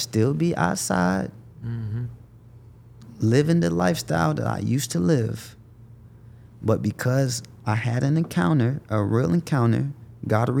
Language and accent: English; Jacksonville, Florida, United States; I'm born and raised Jacksonville, Florida. Like, I stayed 20 years out